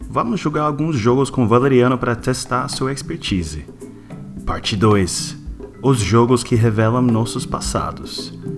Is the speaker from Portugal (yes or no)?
no; United States; Portuguese is a second language; Enfim, eu sou americano sem classe, então eu não vou conseguir lembrar.